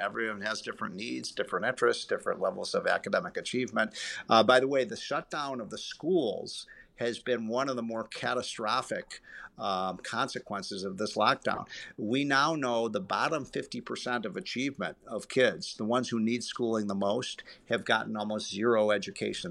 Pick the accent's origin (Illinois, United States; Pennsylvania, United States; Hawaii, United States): Illinois, United States; my home state of Illinois